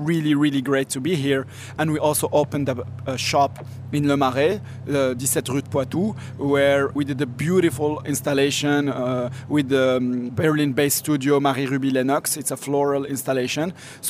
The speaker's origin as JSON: {"language": "English", "country": "Morocco", "tie": "born or raised there", "said": "I usually give this analogy, like I grew up in Morocco and, you know, in the 80s, you had a wheeler who does the ceramics"}